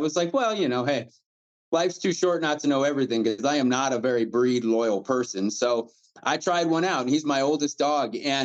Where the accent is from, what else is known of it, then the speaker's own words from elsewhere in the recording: eastern Nebraska, United States; now in Grand Junction, United States; I'm from eastern Nebraska, so most of my hunting at the time when I was younger was pheasant and bobwhites, and we had a lot of them where I grew up